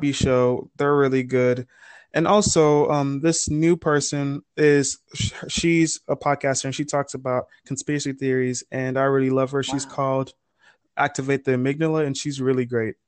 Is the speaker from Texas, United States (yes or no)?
yes; Houston, Texas, United States; I'm also from Houston, Texas.